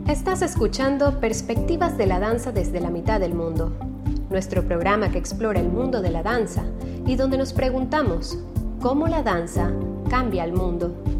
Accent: Panama; moved away as an adult; now in Guayaquil, Ecuador; yo soy panameña, tengo 10 años viviendo en, Guayaquil

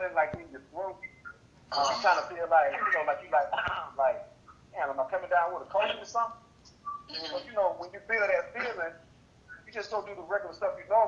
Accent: Atlanta, Georgia, United States; I'm from Atlanta, Georgia

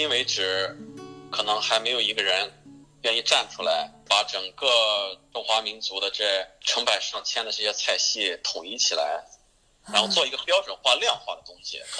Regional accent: China; 中餐，我觉得这个可能是跟西方人和我们中国人的做事情的这种思维，它也不是太一样吧。

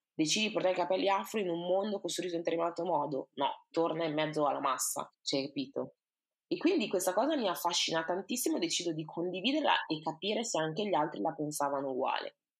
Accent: Italy; also born or lived in Ghana; siamo nati e cresciuti in Italia

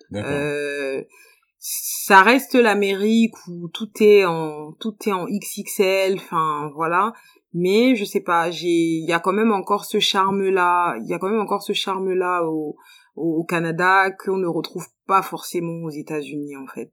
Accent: France; moved away as an adult; also born or lived in Guinea / Côte d'Ivoire; now in Abidjan, Côte d'Ivoire; J'ai grandi en France. J'ai grandi en France.

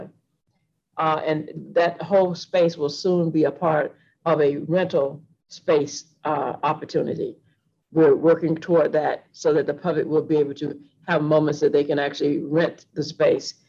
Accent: Atlanta, Georgia, United States; I'm from Atlanta, so I've seen this library since it opened in 1980

